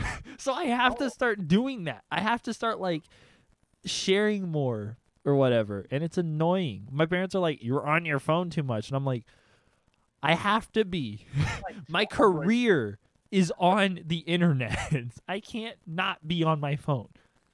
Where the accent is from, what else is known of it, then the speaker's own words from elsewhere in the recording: Austin, Texas, United States; Oh, I'm from Austin.